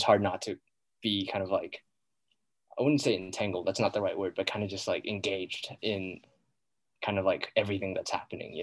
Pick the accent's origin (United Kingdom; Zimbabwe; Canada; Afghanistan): Zimbabwe; moved away as an adult; now in United States; I grew up in Zimbabwe